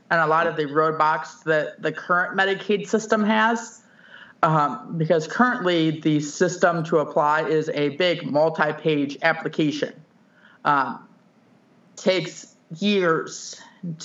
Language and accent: English; St. Louis, Missouri, United States; also born or lived in Elk Grove Village, Illinois / Kirkwood, Missouri; I was born in Illinois, in Elk Grove Village, moved to St. Louis at the age of 3 because my dad's work moved them to St. Louis